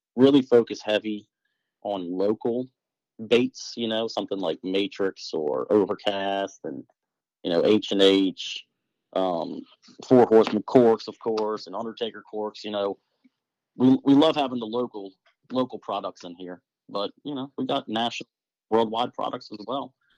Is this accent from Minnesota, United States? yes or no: no; Lake Pontchartrain, Louisiana, United States; moved away; I'm born and raised in Lake Pontchartrain